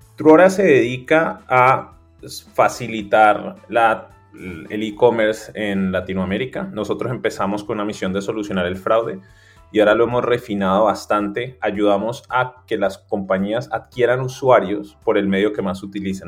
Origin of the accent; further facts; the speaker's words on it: Cali, Valle del Cauca, Colombia; moved away as an adult; also born or lived in Bogotá / New York; yo soy de Cali